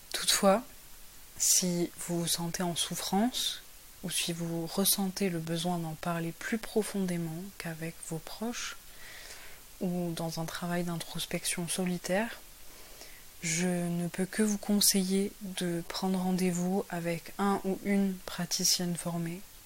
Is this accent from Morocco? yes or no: no; France; also born or lived in Paris / south of France / Portugal (ancestry); je suis française avec des origines portugaises.